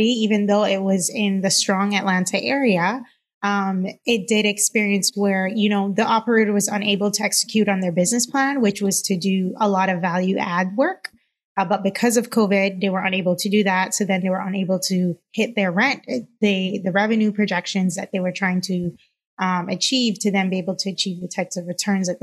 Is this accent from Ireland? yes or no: no; Cayman Islands; moved away as an adult; now in United States; I'm originally from the Cayman Islands. I've been in the U.S. now for a little over 10 years.